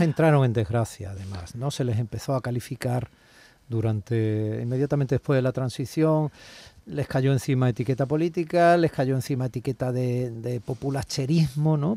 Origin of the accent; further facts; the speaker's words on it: Andalusia, Spain; yo lo reproche como andaluz